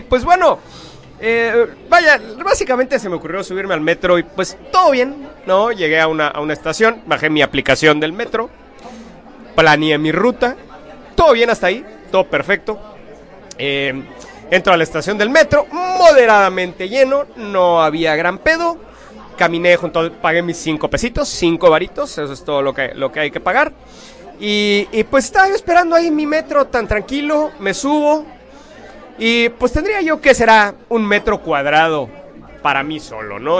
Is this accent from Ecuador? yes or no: no; Mexico; lo bonito que somos los mexicanos